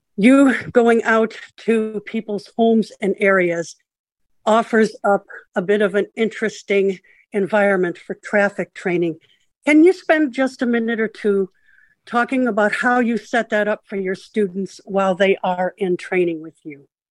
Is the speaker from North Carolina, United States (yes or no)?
no; Florida, United States; Florida, my home state